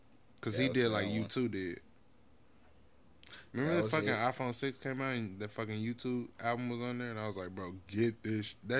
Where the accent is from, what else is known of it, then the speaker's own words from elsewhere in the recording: the South, United States; we from the South.